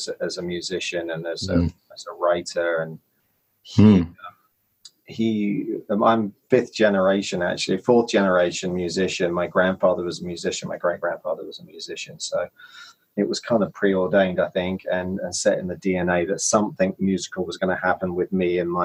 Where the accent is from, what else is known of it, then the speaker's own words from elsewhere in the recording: London, United Kingdom; moved away as an adult; now in Los Angeles, United States; born and bred in London, England, where I kind of cut my teeth as a writer and a producer